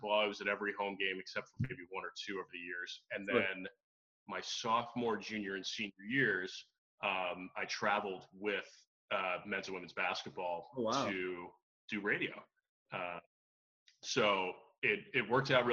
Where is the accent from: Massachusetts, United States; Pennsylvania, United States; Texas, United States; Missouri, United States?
Pennsylvania, United States; Philadelphia area; I was familiar with growing up in the Philadelphia area